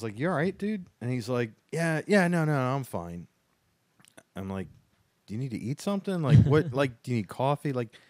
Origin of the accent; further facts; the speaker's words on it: Baltimore, Maryland, United States; I grew up here in Baltimore